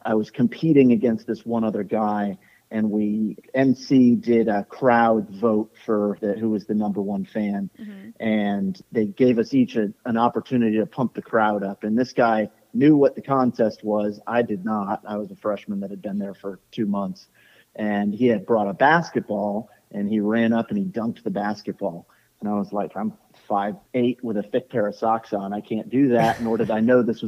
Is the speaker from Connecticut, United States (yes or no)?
yes; Goshen, Connecticut, United States; moved away; I did a 10K on several Thanksgivings growing up in Goshen, Connecticut